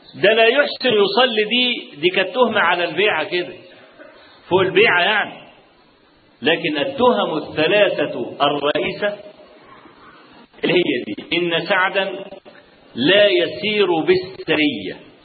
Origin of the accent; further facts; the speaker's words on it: Kafr El Sheikh Governorate, Egypt; عندنا في كفر الشيخ